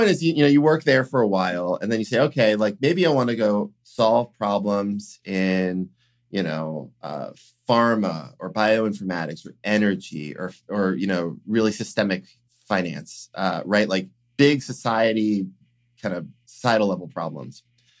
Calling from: Salem, Massachusetts, United States; I'm calling in from Salem, Massachusetts, actually.

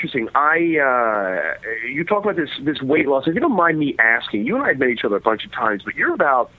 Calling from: New York City, New York, United States; I'm calling from Brooklyn.

